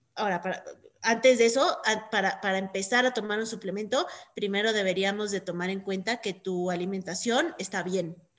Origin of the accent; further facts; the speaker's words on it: Mexico; nosotros como mexicanos de Estados Unidos